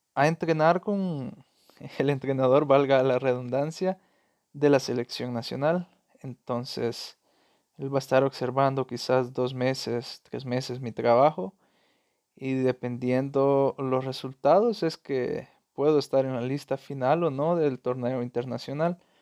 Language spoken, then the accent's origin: Spanish; El Salvador; soy salvadoreño